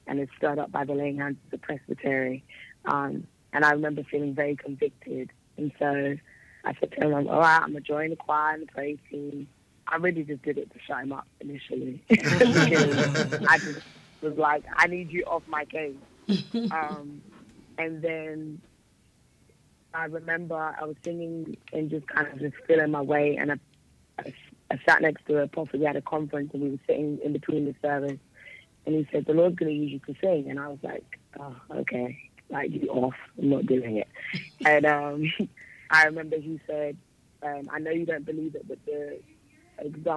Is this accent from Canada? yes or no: no; London, United Kingdom; Raised in London. I was raised in an area called East London, specifically. So that would be my hometown